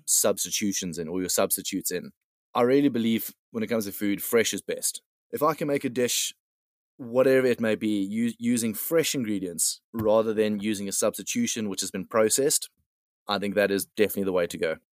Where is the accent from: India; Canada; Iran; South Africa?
South Africa; moved away; being being South African myself